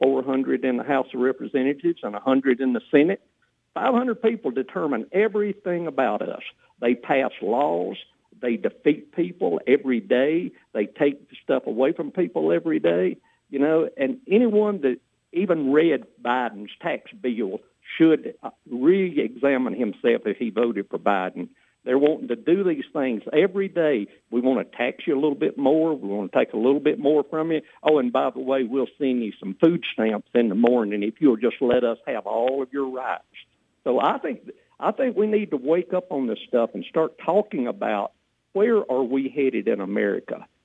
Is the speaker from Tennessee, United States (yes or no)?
yes; Tennessee, United States; growing up in Tennessee, and I'm really a poor backwoods poor boy, and grew up on the farm